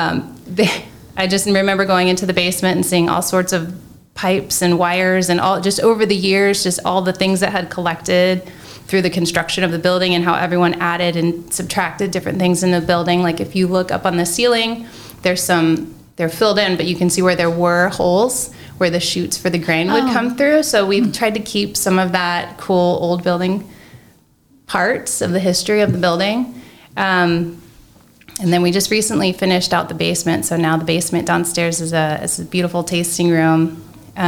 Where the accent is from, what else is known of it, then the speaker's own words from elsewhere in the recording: Florida, United States; now in Marion, United States; Growing up in Florida